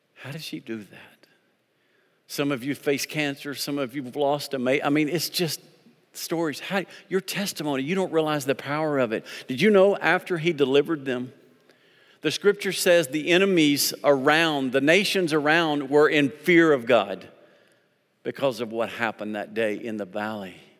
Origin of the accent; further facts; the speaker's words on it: Arkansas, United States; I'm from Arkansas.